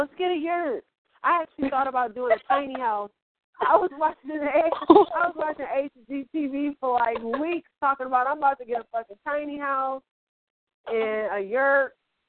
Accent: Midwest, United States; I'm from the Midwest, so we used to do these things called lock-ins.

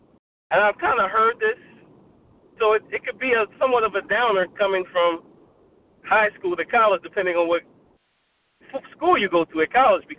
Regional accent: East Coast, United States; And I grew up on the East Coast.

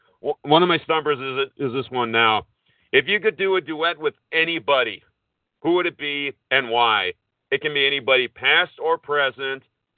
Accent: Minnesota, United States; I'm from Minnesota

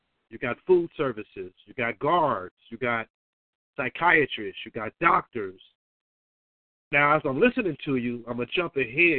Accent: Oakland, California, United States; I grew up in Oakland

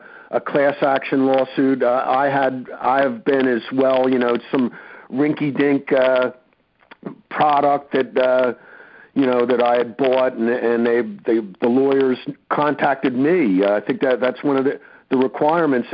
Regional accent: Northeast, United States; I'm from the Northeast like him

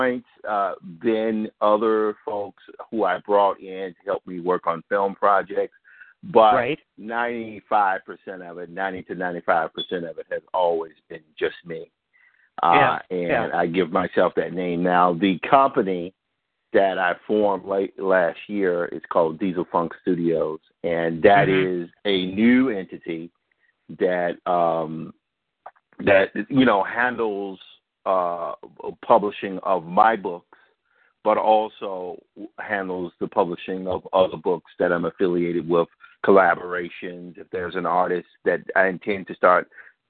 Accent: Mississippi, United States; I was born and raised in Mississippi

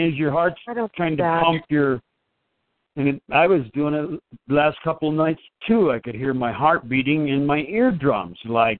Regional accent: Los Angeles, California, United States; moved away as an adult; now in Colorado Springs, United States; I grew up down there in Los Angeles and stuff.

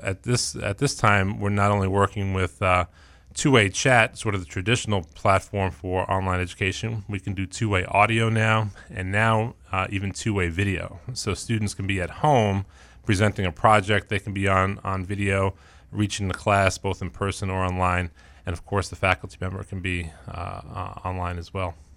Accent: New York City, New York, United States; also born or lived in Colorado; now in Maine, United States; I grew up, uh, in Queens

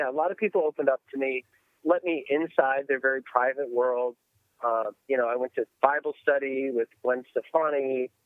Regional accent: Buffalo, New York, United States; moved away; as a kid growing up in Buffalo, New York

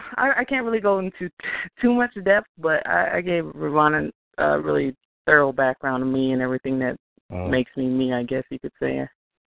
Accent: United States; I mean, I grew up on Indian reservation. Being mixed

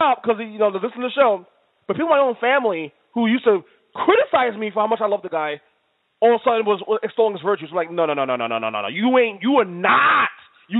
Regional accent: New York, United States; I'm a New Yorker

